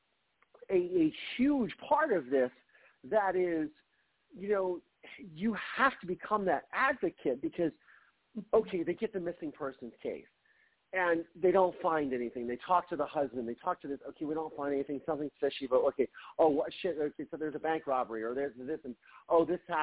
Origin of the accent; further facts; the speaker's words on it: Ohio, United States; moved away as an adult; also born or lived in Mansfield, Ohio; now in Los Angeles, United States; growing up in Ohio, it's a small state